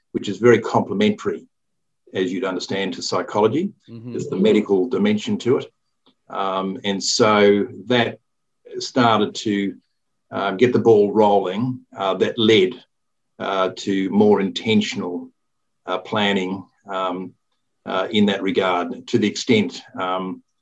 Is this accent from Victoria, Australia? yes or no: yes; Melbourne, Victoria, Australia; now in Newcastle, Australia; I grew up in Melbourne, East St Kilda